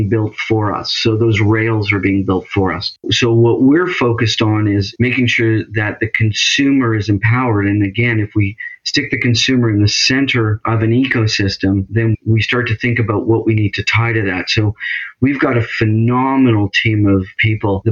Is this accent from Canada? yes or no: yes; Canada; also born or lived in Toronto area; I'm in the Toronto area, so I'm Canadian.